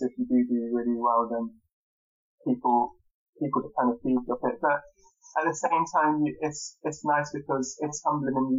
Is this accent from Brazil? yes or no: no; Trowbridge, South West England, United Kingdom; also born or lived in Bath; my parents are from Trowbridge and I grew up in Trowbridge